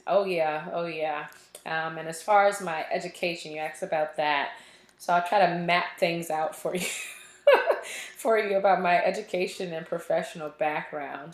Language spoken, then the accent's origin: English; Richmond, Virginia, United States; moved away as an adult; also born or lived in Auburn, Alabama; now in Austin, United States; I am from Richmond, Virginia, born and raised, all my school there, everything. So that is home